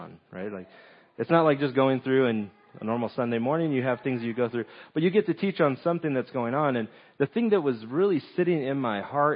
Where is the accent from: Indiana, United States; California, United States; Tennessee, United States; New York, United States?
California, United States; Southern; moved away; I'm originally from Southern California